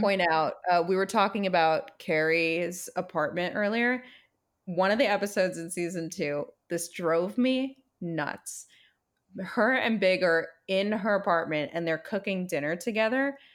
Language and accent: English; Brooklyn, New York, United States; growing up in Brooklyn